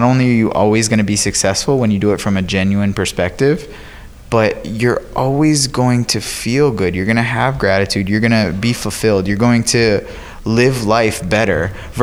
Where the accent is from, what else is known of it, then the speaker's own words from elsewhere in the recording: Florida, United States; I'm from Florida